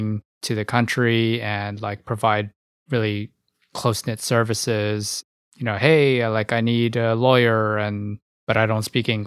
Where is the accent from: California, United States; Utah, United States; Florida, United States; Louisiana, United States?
California, United States; Diamond Bar; also born or lived in Hong Kong; suburbs of LA. So there's sort of two neighboring counties that I spent time in growing up. So it's Roland Heights and Diamond Bar